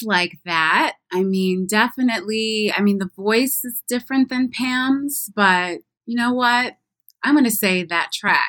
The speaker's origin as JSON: {"language": "English", "town": "Southfield", "region": "Michigan", "country": "United States", "tie": "born or raised there", "said": "The Chronicle, my hometown newspaper"}